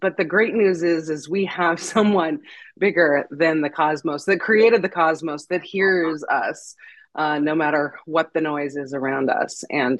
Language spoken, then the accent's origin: English; Montana, United States; I grew up hauling water in Montana for animals, and every day that was my routine.